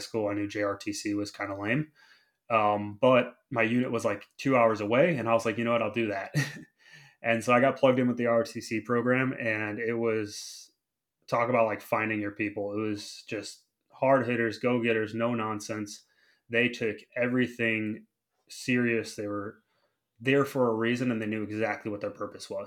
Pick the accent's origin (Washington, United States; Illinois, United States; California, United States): Illinois, United States; Chicago; So I grew up in Chicago, in the city.